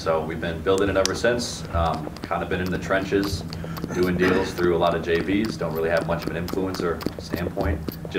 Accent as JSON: {"language": "English", "town": "Chicago", "region": "Illinois", "country": "United States", "said": "I'm from Chicago."}